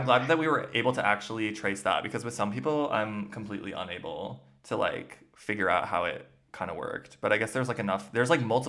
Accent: Minnesota, United States; moved away as an adult; now in Germany; Yeah. Otana, Minnesota, capital of the world, home of culture.

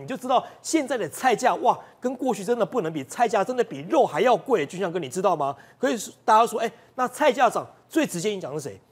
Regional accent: Taiwan; 我们台湾人

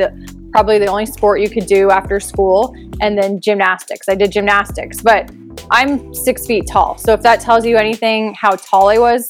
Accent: Phoenix, Arizona, United States; also born or lived in New Hampshire; So for 10 years, I was born in New Hampshire, and I grew up for 10 years in New Hampshire. And then when I was 10, we moved to Phoenix.

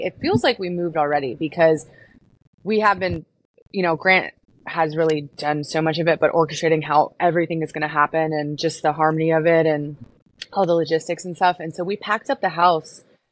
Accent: Houston, Texas, United States; moved away as an adult; also born or lived in Florida; I was born and raised in Houston

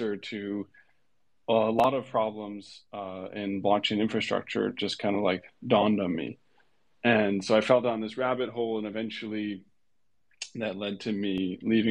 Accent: Hawaii, United States; moved away; I grew up in Hawaii

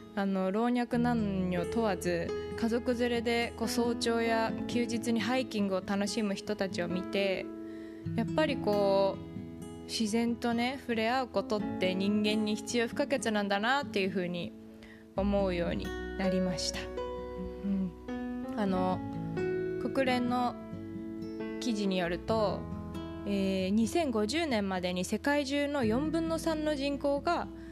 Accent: Japan; moved away; 自分が生まれ育った日本

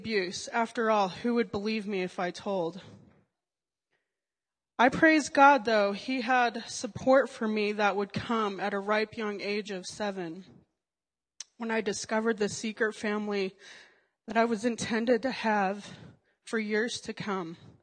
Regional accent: Colorado, United States; also born or lived in Alabama; I was born and raised in Colorado

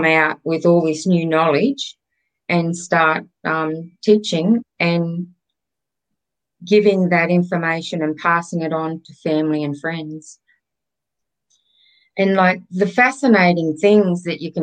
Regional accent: Grafton, New South Wales, Australia; moved away; I'm from Grafton. So yes, very much a country girl.

